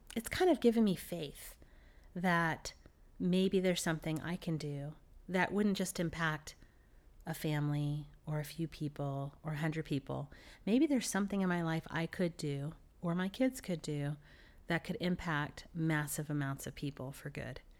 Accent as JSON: {"language": "English", "town": "Dallas", "region": "Texas", "country": "United States", "moved": "yes", "said": "I'm from Dallas, Texas"}